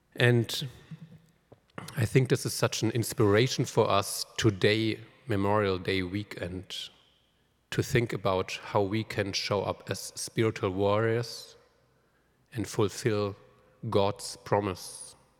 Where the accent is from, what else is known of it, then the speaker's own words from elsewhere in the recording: Germany; moved away; I'm from Germany, so Pentecost has always been really, really important